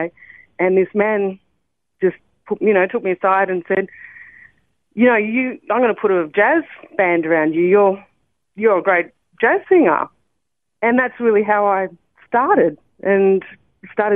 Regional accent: Sydney, New South Wales, Australia; also born or lived in Brisbane, Australia; I grew up in Sydney

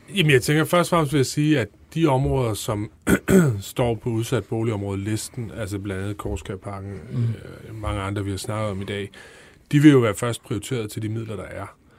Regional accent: Holbæk, Zealand, Denmark; Jeg kommer selv fra Holbæk

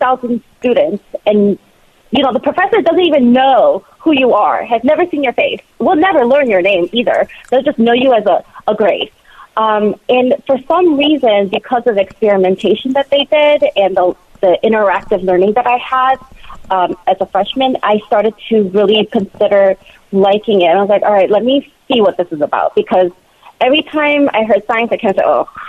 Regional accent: Michigan, United States; moved away as an adult; also born or lived in South Korea / Ann Arbor, Michigan; now in New Jersey, United States; I grew up in Michigan

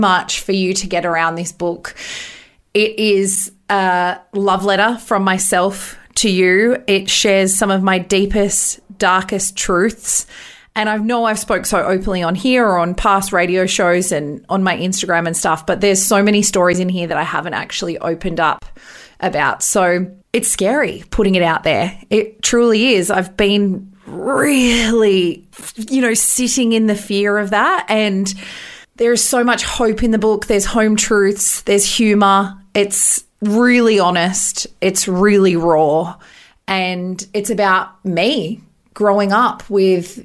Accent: Bathurst, New South Wales, Australia; growing up in Bathurst

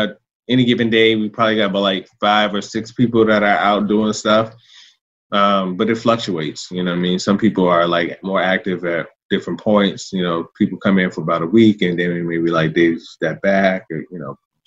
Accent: Richmond, Virginia, United States; I'm a native Richmonder. I was born in Southside

